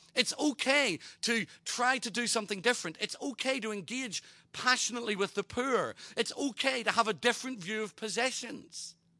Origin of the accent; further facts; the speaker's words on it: Ireland; I'm Irish